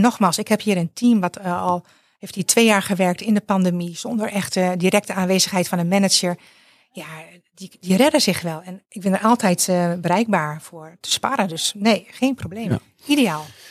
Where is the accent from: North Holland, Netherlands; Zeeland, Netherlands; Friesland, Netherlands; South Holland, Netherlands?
Friesland, Netherlands; moved away as an adult; now in South Limburg, Netherlands; ik ben geboren en getogen in Friesland en ik woon sinds vier jaar in Zuid-Limburg